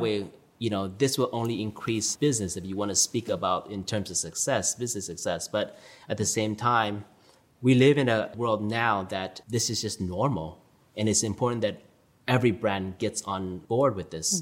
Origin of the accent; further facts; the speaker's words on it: Orange County, Southern California, United States; also born or lived in New York; I grew up a typical Orange County suburban lifestyle